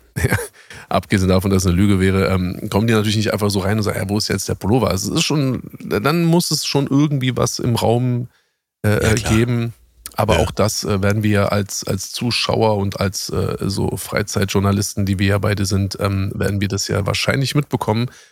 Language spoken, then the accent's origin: German; Berlin, Germany; bei uns in Berlin